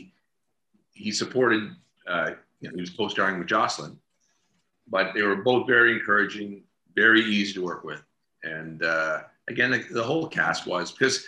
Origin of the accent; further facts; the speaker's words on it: Atlantic Canada, Canada; I come from Atlantic Canada